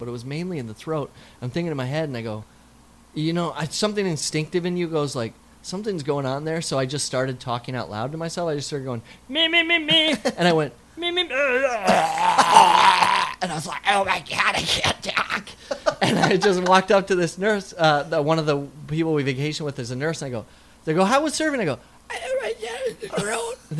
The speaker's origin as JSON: {"language": "English", "region": "South Dakota", "country": "United States", "tie": "born or raised there", "moved": "yes", "said": "I grew up in South Dakota"}